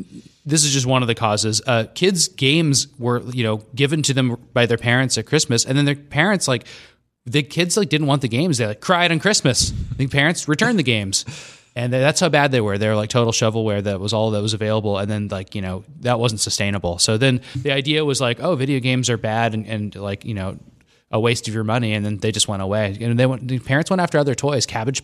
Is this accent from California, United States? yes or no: no; Scottsdale, Arizona, United States; I grew up in Scottsdale